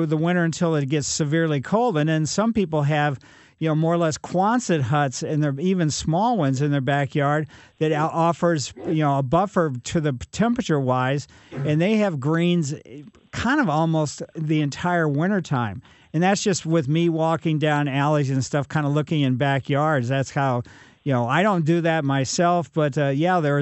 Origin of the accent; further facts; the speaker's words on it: Ellisville, Missouri, United States; Growing up in Ellisville, we had chipmunks underneath our front porch